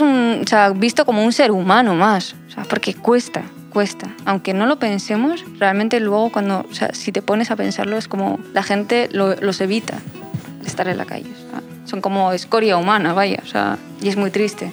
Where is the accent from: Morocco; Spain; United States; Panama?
Morocco; moved away; yo soy marroquí